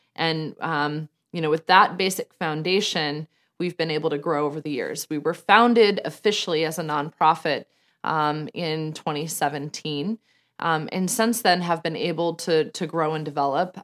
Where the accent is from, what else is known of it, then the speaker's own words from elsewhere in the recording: Denver, Colorado, United States; moved away; I was born and raised in Denver, Colorado, just outside of Denver, Colorado